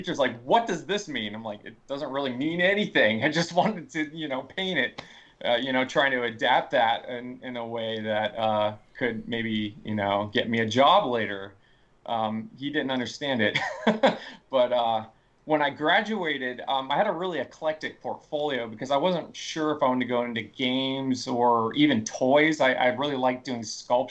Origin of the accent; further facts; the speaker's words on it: North Carolina, United States; moved away as an adult; also born or lived in Ohio; I grew up in North Carolina